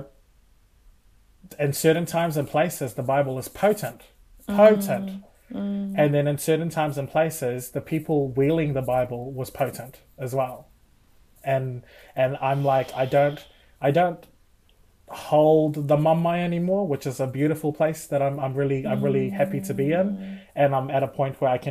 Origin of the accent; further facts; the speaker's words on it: Rotuma, Fiji; now in New Zealand; I was raised fully immersed in Catholicism from the islands